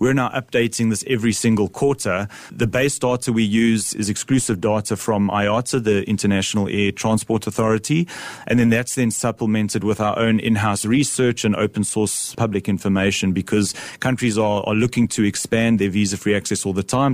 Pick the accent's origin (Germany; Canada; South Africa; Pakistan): South Africa; I'm a South African